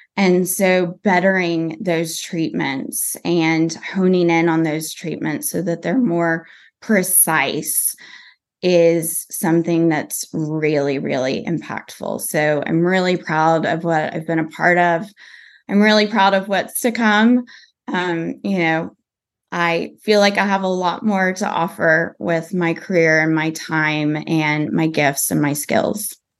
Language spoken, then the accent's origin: English; Texas, United States; growing up in Texas